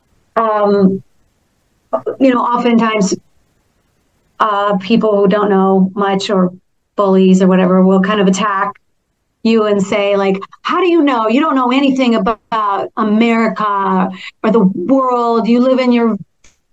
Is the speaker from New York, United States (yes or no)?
no; Minnesota, United States; moved away; also born or lived in Toronto; I'm from Minnesota